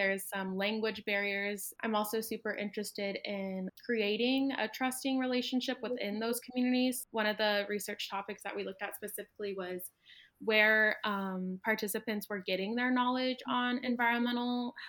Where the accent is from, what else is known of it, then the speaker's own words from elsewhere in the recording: Phoenix, Arizona, United States; moved away as an adult; now in Tucson, United States; going back to my hometown of Phoenix.